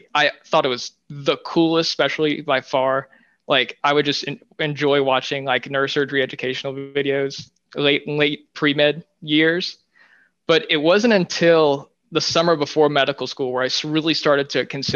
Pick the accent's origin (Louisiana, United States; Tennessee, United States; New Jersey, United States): Louisiana, United States; moved away as an adult; now in New York City, United States; I spent my first semester in Louisiana in my hometown